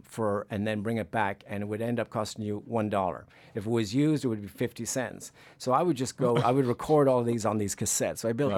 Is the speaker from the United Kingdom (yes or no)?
no; Dublin, Leinster, Ireland; moved away as an adult; also born or lived in San Francisco Bay Area, United States; now in United States; I'm from Ireland.